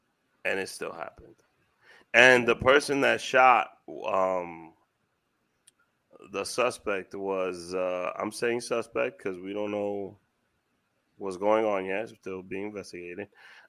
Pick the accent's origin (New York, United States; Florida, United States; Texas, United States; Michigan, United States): New York, United States; New York City; I'm from Washington Heights